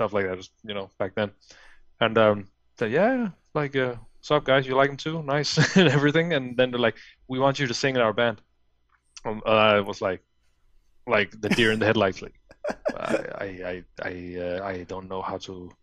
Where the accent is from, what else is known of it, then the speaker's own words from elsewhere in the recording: Fredericia, Southern Denmark, Denmark; English is a second language; moved away as an adult; now in Copenhagen, Denmark; I live in the capital city now, Copenhagen. But back then, I lived in well, in my hometown called Fredericia